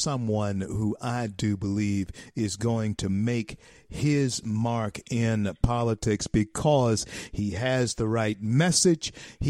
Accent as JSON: {"language": "English", "region": "Louisiana", "country": "United States", "said": "my home state of Louisiana."}